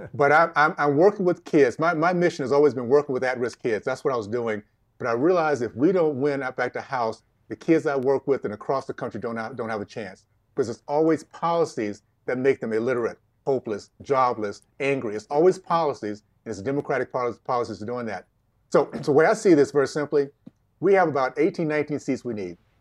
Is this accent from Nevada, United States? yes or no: no; Tallahassee, Florida, United States; In Tallahassee, Tallahassee, Florida, Deep South Tallahassee, days of K K K, Jim Crow, uh, segregation